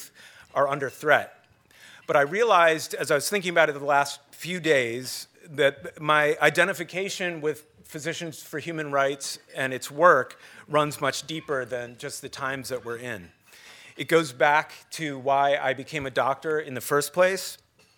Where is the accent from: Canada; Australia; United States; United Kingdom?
United States; Cleveland, Ohio; I grew up in Cleveland